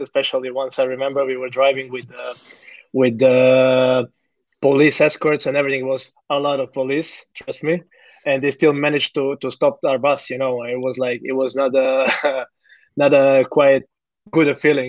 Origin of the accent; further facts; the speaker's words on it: Zagreb, City of Zagreb, Croatia; moved away as an adult; now in Melbourne, Australia; born and raised in Zagreb, Croatia